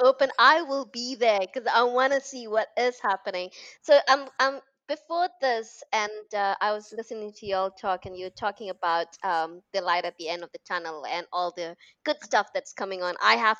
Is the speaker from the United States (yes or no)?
no; Malaysia; also born or lived in United Kingdom; I was born and brought up in Malaysia, lived in the UK.